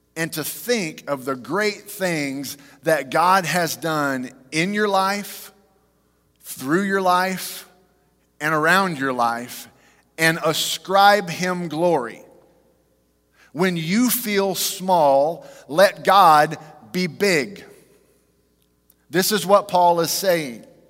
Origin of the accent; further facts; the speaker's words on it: Fort Worth, Texas, United States; We grew up in Fort Worth.